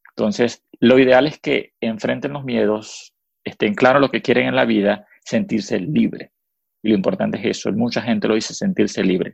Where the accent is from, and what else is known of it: Venezuela; first language Spanish; moved away as an adult; now in United States